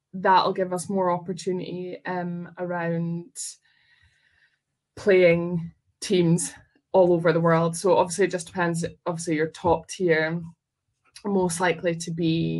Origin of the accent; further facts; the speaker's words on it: Scotland, United Kingdom; I am proudly Scottish